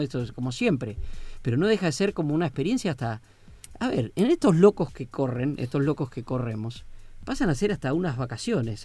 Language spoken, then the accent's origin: Spanish; Argentina; como los argentinos